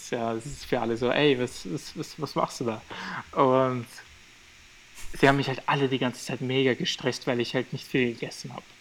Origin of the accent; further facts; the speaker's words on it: Albania; Und wir sind ja aus Albanien, also muss, muss man sich halt vorstellen